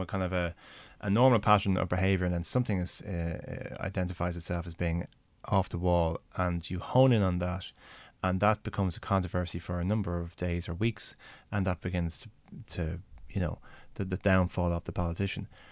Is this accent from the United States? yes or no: no; Ireland; I'm an Irish senator. I made a speech in the Irish Senate